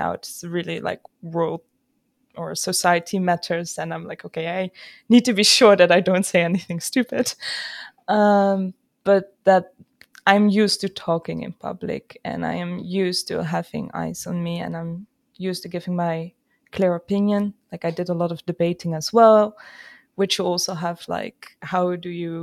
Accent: Friesland, Netherlands; I'm Dutch. And in that regard, I grew up in Friesland

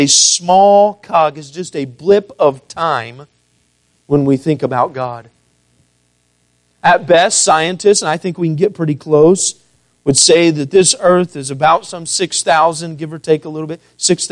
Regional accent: Missouri, United States; also born or lived in St. Louis, Missouri; growing up in Missouri all my life

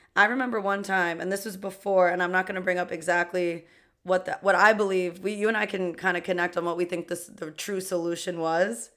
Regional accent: New York City, New York, United States; we are two queens from Queens

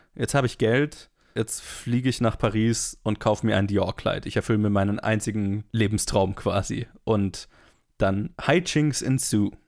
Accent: Black Forest, Baden-Württemberg, Germany; in der Gegend, wo ich herkomme

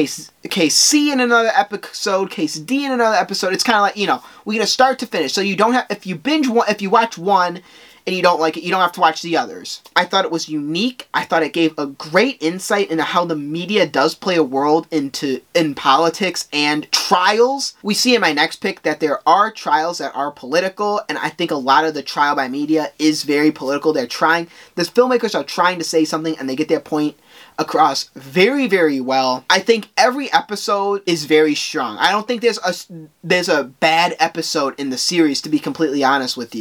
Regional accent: Guatemala; I am from Guatemala

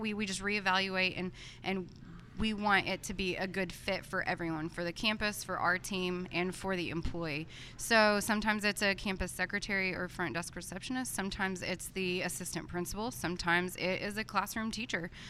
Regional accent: Texas, United States; moved away as an adult; also born or lived in Oklahoma; I'm from Texas

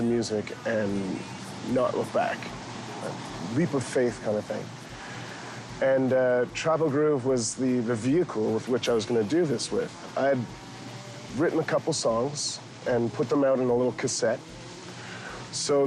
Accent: Canada

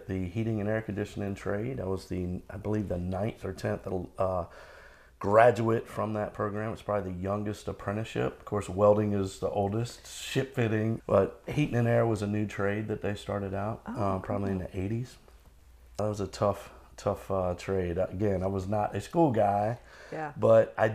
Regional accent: Norfolk, Virginia, United States; I grew up in Norfolk.

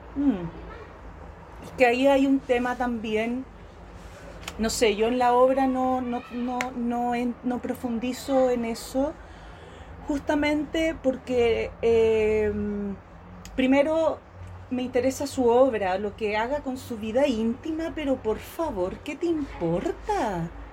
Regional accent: Chile; nosotros los chilenos

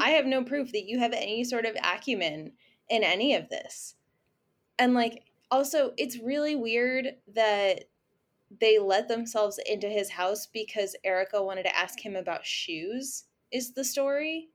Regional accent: Atlanta, Georgia, United States; We're from Atlanta. It's in the United States.

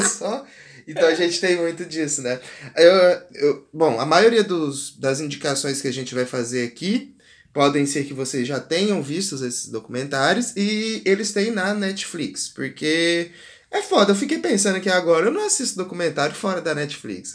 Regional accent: Brazil; como brasileiro

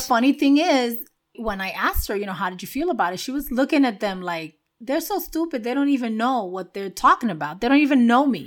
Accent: New York City, New York, United States; moved away; where I grew up in Washington Heights

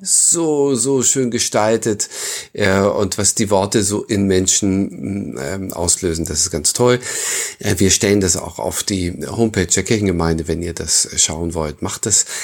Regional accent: Northern Germany, Germany; bei uns im Norden

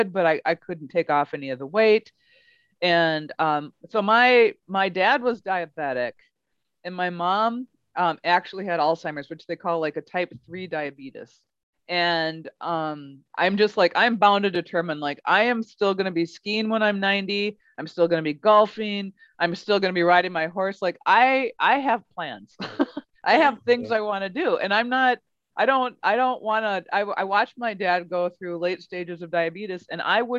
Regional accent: Midwest, United States; we're from the Midwest

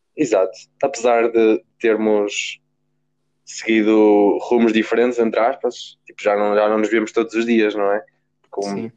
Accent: Guimarães, Braga, Portugal; sou de Guimarães, tenho 17 anos

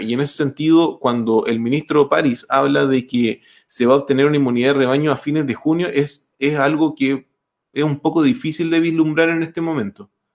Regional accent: Chile; como chileno

